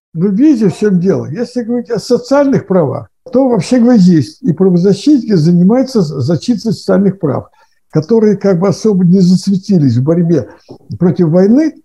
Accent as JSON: {"language": "Russian", "country": "Russia", "tie": "born or raised there"}